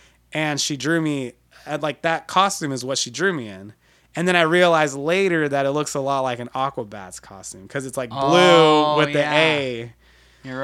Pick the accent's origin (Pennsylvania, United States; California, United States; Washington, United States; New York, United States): California, United States; Bakersfield; moved away; also born or lived in Los Angeles; my hometown Bakersfield